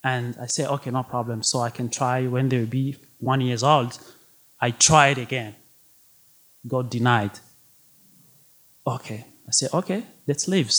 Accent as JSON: {"language": "English", "country": "Burundi", "tie": "born or raised there", "second_language": "English", "moved": "as an adult", "lives_now": "Detroit, United States", "said": "I was born and raised in Africa, a small country called Burundi"}